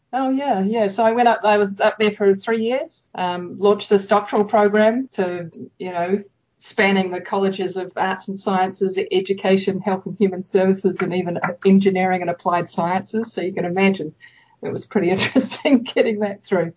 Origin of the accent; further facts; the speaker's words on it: New Zealand; moved away as an adult; also born or lived in Japan / United States; I grew up in New Zealand.